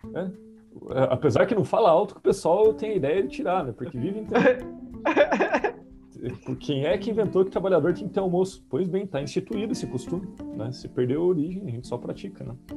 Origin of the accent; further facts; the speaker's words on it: Guarapuava, Paraná, Brazil; moved away; na cidade de onde eu vim